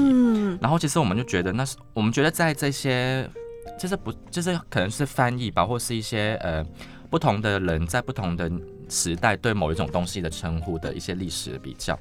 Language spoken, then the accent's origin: Chinese; Hong Kong; first language Cantonese; Chinese is a second language; moved away as an adult; now in Taiwan; 我们香港